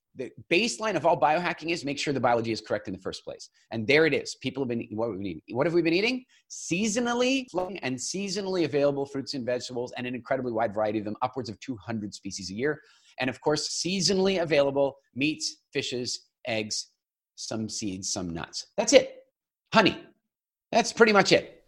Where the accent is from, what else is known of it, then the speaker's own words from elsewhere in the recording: Eastern Canada, Canada; I grew up in Eastern Canada